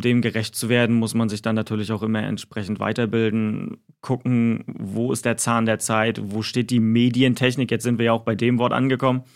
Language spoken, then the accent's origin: German; Güstrow, Mecklenburg-Vorpommern, Germany; moved away as an adult; also born or lived in Mannheim; bis ich dann den Weg von Baden-Württemberg zurück nach Mecklenburg-Vorpommern gemacht habe. Also das ist halt auch meine Heimat hier in Güstrow.